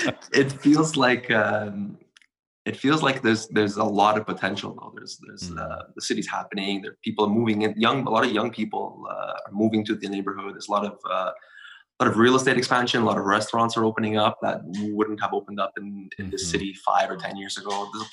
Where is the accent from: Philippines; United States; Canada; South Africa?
Canada; Montreal, Quebec; It's a special city.